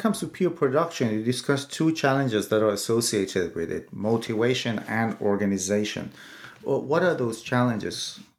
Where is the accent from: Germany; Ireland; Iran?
Iran; moved away; I'm from Iran originally, and I sometimes read pages written in Farsi.